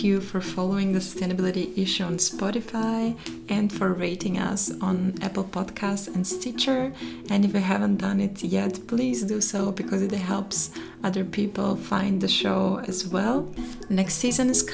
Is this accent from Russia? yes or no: no; Shumen, Shumen Province, Bulgaria; moved away; there are garment factories in my hometown Schumann in Bulgaria